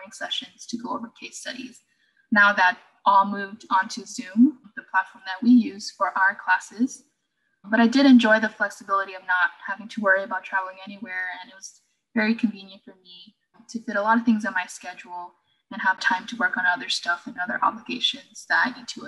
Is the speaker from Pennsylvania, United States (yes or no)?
no; Miami, Florida, United States; I was originally from Miami, Florida